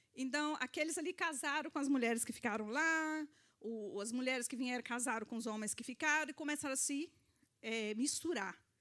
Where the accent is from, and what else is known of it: Brazil; moved away